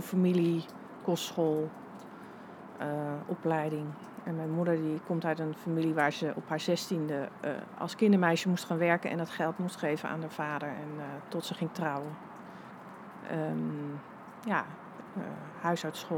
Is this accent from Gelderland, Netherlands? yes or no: yes; Wageningen, Gelderland, Netherlands; moved away; op een soort linkse middelbare school in Wageningen